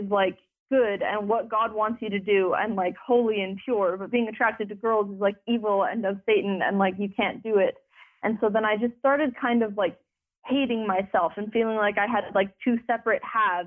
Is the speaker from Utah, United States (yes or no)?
yes; Utah, United States; I grew up in Utah